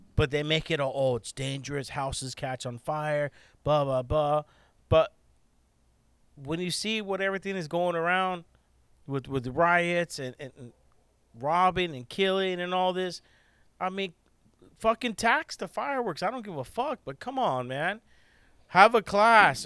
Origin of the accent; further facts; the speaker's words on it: California, United States; we are from California